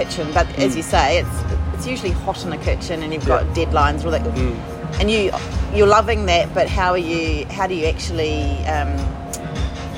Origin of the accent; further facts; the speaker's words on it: New Zealand; now in Australia; I'm a New Zealander